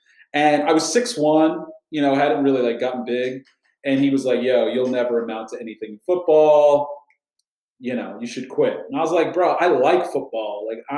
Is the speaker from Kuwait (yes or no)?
yes; Kuwait; Now I went to I grew up in Kuwait, and I went to British school, which was my first school, Sunshine School of Kuwait, and the British start their kids a year early.